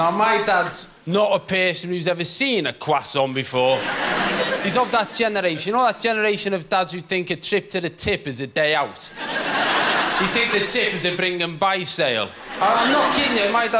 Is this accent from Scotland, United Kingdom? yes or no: no; Liverpool, North West England, United Kingdom; moved away as an adult; now in Manchester, United Kingdom; I'm proud of being from Liverpool, although to be honest, I've emigrated now. I live in Manchester